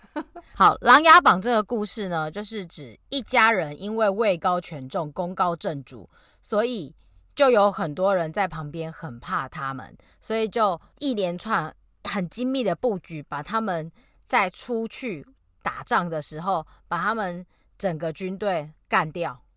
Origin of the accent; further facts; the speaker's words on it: Taiwan; moved away; 讲我是台湾人的时候